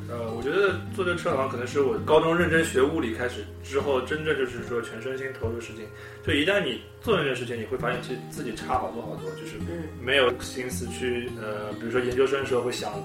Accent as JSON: {"language": "Chinese", "country": "China", "moved": "as an adult", "lives_now": "United States", "said": "我们可能作为中国人"}